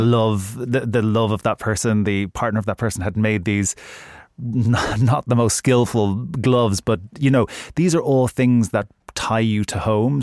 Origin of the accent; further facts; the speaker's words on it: Ireland; I'm Irish